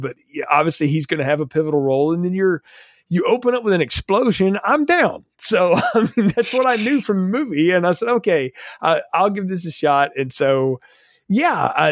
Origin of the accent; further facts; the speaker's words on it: the South, Southern United States, United States; accent: Southern; as a Southerner